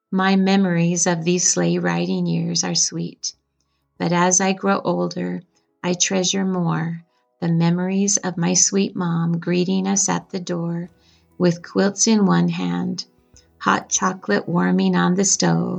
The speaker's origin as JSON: {"language": "English", "town": "Bear River City", "region": "Utah", "country": "United States", "tie": "born or raised there", "said": "When I was a child growing up in Bear River City"}